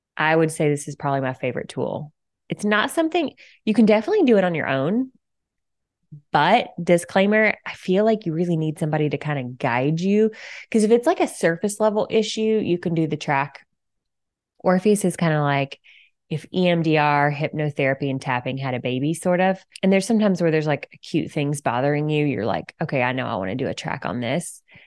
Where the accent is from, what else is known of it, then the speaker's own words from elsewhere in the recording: Alabama, United States; moved away as an adult; also born or lived in Florida / San Diego; now in Cincinnati, United States; I was born and raised in Alabama